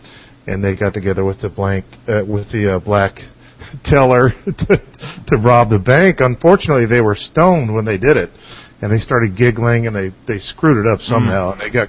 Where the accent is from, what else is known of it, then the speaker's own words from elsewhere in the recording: Atlanta, Georgia, United States; also born or lived in Forsyth County, Georgia; I'm from Atlanta.